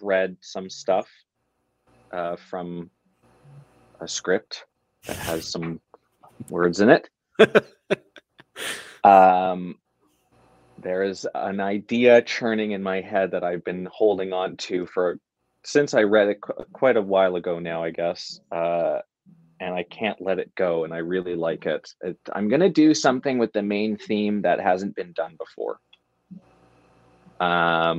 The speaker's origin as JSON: {"language": "English", "country": "Canada", "said": "I'm Canadian"}